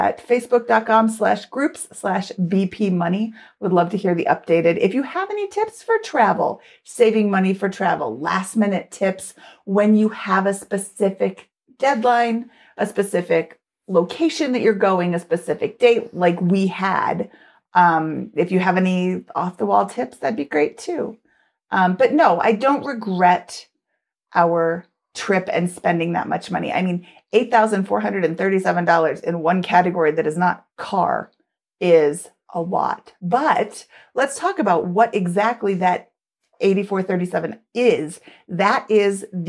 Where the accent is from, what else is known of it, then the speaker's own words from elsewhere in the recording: United States; I'm American